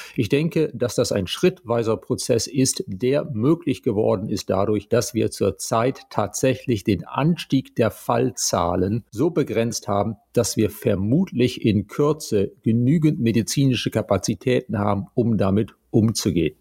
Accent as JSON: {"language": "German", "country": "Germany", "said": "bei uns in Deutschland"}